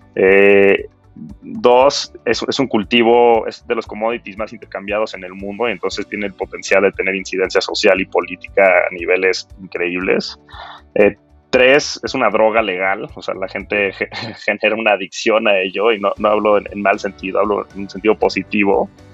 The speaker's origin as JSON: {"language": "Spanish", "country": "Mexico", "tie": "born or raised there", "also_born_or_lived": "United States", "said": "como crecí en México y, soy mexicano"}